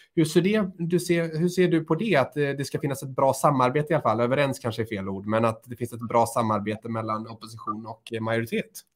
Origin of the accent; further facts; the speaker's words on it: Lerum, Västra Götaland, Sweden; Både Johan och jag kommer från Lerums kommun